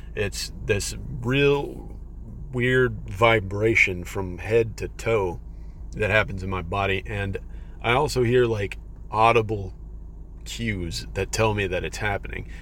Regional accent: Texas, United States; I'm from Texas, so all this stuff is happening to me in Texas

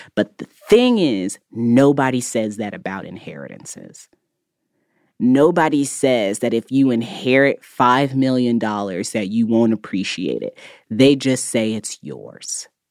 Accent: Indiana, United States; I grew up in Indiana where the cost of living is actually pretty low.

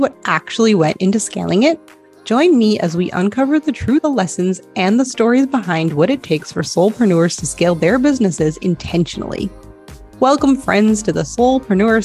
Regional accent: United States; now in Spain; life as an American in Spain

